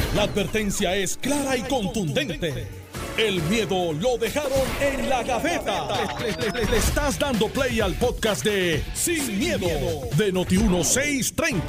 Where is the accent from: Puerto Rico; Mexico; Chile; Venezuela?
Puerto Rico; Aquí como puertorriqueños que residimos en esta isla